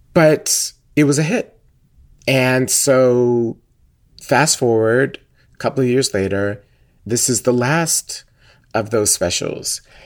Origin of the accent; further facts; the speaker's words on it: Atlanta, Georgia, United States; I grew up in Atlanta my entire life